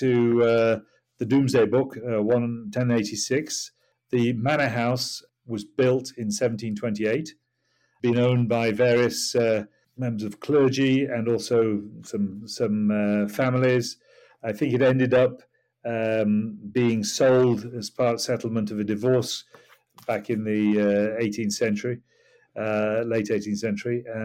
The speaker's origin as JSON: {"language": "English", "region": "Yorkshire and the Humber", "country": "United Kingdom", "also_born_or_lived": "Singapore / Bali / Kuala Lumpur", "moved": "as an adult", "lives_now": "Hampshire, United Kingdom", "said": "I'm from Yorkshire"}